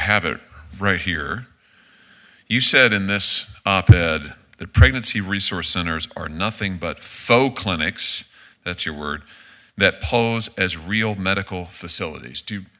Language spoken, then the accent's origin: English; Missouri, United States; including in my home state of Missouri